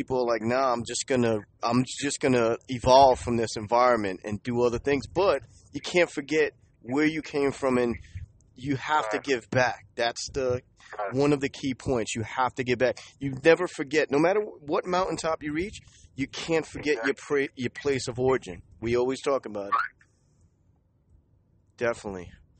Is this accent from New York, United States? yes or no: yes; New York City, New York, United States; I'm from Low East Side, and the real Low East Side of Manhattan back in the 1980s.